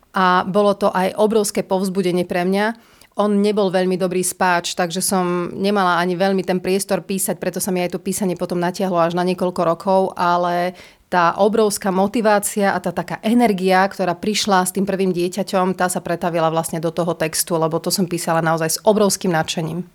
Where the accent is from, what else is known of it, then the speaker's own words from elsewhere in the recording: Prešov, Prešov Region, Slovakia; Vyrastala som v Prešove, kde bola vždy veľmi bohatá kultúrna scéna